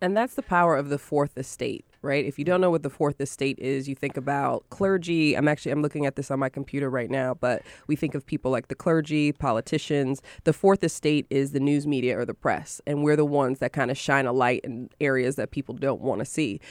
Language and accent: English; Syracuse and Rochester, upstate New York, United States; I'm from Syracuse and Rochester, so shout out to upstate New York.